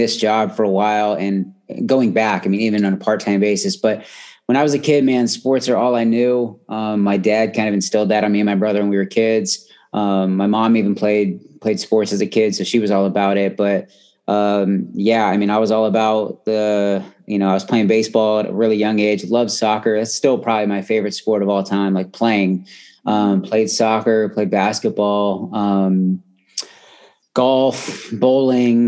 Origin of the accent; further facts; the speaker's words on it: Southern California, United States; moved away; I grew up in California